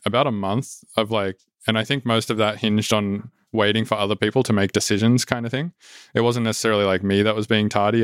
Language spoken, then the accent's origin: English; Sydney, New South Wales, Australia; moved away; it's, like, my hometown